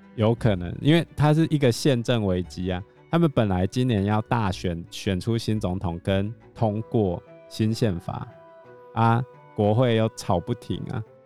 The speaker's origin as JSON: {"language": "Chinese", "country": "Taiwan", "said": "他们都知道我们台湾人是有钱的"}